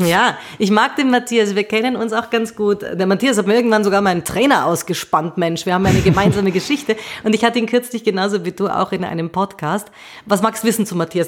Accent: Austria; Bei uns in Österreich

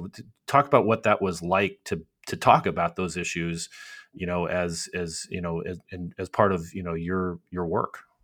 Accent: Arizona, United States; I'm from Arizona and I grew up on a cattle ranch

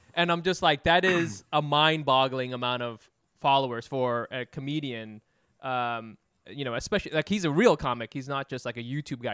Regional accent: Vietnam

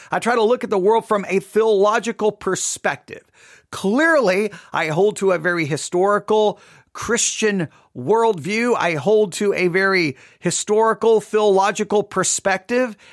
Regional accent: Texas, United States; moved away; also born or lived in Nebraska; I was born and raised in Texas

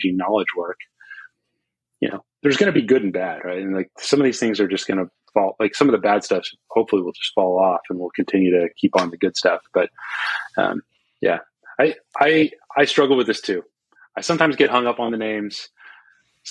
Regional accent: Austin, Texas, United States; here in Austin, or my hometown

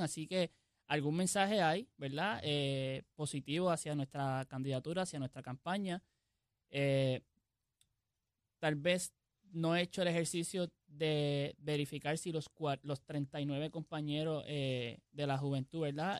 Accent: Jayuya, Puerto Rico; also born or lived in Mayagüez; soy de Jayuya

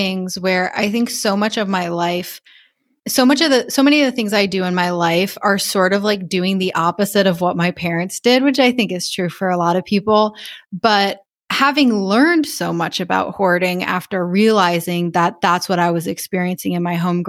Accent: Rhode Island, United States; moved away as an adult; also born or lived in Taipei, Taiwan; I grew up in Rhode Island. I went to college in Rhode Island.

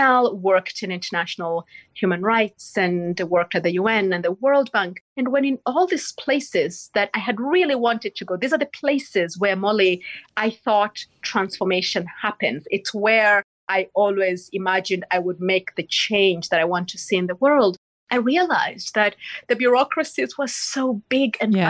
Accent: Kisii, Kisii County, Kenya; moved away; also born or lived in Limuru, Kenya; I was born in Kisii in Western Kenya

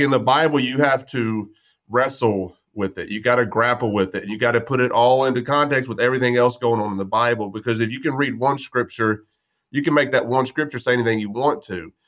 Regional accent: West Texas, United States; I'm from West Texas. There's no trees. We chased horny toads and, and ran from rattlesnakes.

